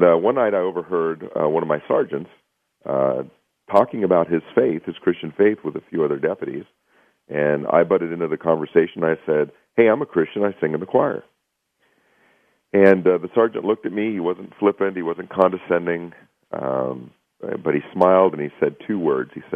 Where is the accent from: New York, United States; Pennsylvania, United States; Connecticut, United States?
Pennsylvania, United States; Pittsburgh; I was born and raised just outside of Pittsburgh, Pennsylvania